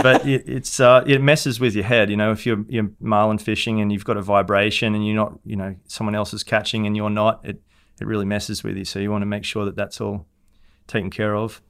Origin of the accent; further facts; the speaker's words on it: Hervey Bay, Queensland, Australia; moved away as an adult; now in Jupiter, Florida, United States; Harbour in Harvey Bay, my hometown